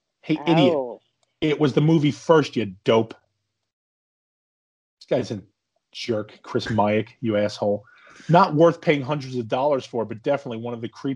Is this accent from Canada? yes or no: yes; Canada; Being Canadian, it's, you know, I give it a lot of leeway anyway.